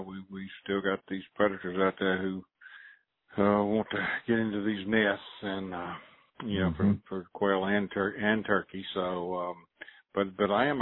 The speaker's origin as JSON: {"language": "English", "region": "Mississippi", "country": "United States", "tie": "born or raised there", "moved": "as an adult", "lives_now": "Mobile, United States", "said": "I grew up in Mississippi"}